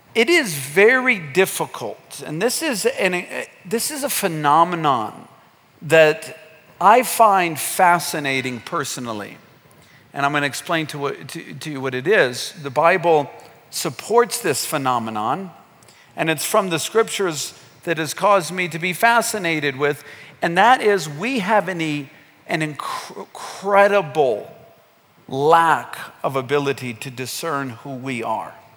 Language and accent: English; United States; moved away as an adult; now in Kenya; growing up in America